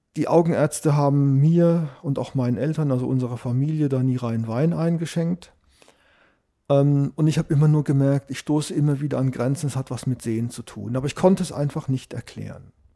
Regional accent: Sandhausen, Baden-Württemberg, Germany; moved away as an adult; ich stamme ursprünglich aus der Gegend von Heidelberg, kennt vielleicht Sandhausen. Ich bin dort zur Schule gegangen, ich habe dort Abitur gemacht

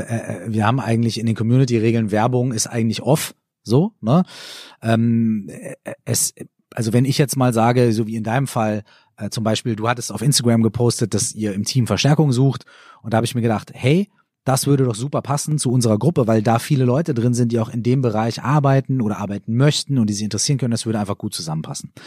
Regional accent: Minden, North Rhine-Westphalia, Germany; in meiner Heimatstadt in Minden

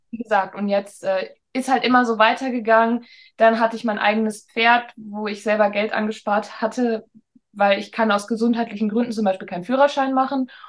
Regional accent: Hamburg, Germany; bin ich dann zurück nach Hamburg gegangen, weil Hamburg einfach meine Heimat ist

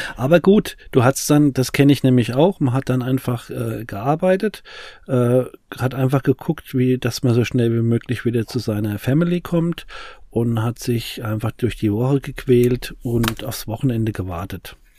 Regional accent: Aschaffenburg, Bavaria, Germany; ich komme mal halt aus dem Umfeld von Frankfurt, also Aschebesch

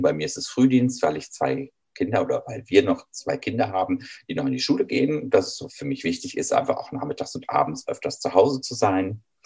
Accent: Düsseldorf, North Rhine-Westphalia, Germany; Ich selber bin in einer Straßenbahnstadt in Düsseldorf groß geworden

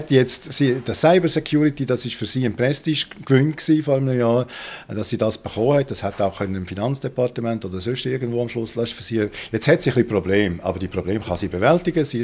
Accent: Basel, Basel-Stadt, Switzerland; Schweiz, das kann mir ja nicht passieren als Basler und Europäer.

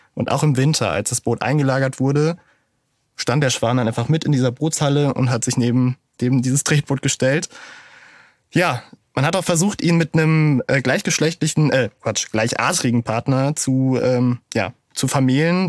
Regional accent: Münster, North Rhine-Westphalia, Germany; als Münsteraner

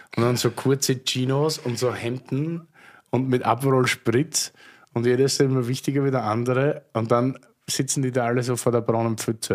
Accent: Austria; meine Heimat. Also Heimat, wenn ich jetzt ganz Österreich sehe

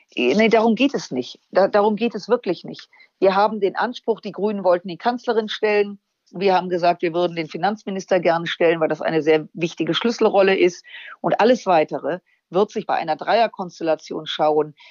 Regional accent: Germany; als Deutsche

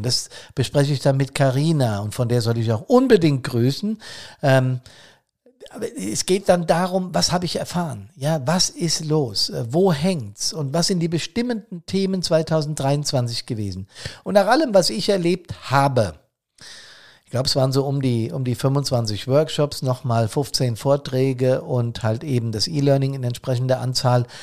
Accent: Bad Soden am Taunus, Hesse, Germany; hier in Bad Soden

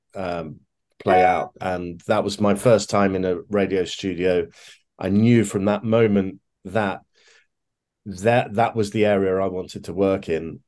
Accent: Leicester, East Midlands, United Kingdom; I grew up in a in a city called uh, Leicester uh, in the English Midlands

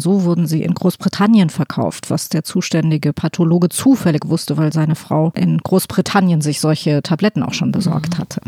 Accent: Hesse, Germany; aus Hessen, wo ich her bin

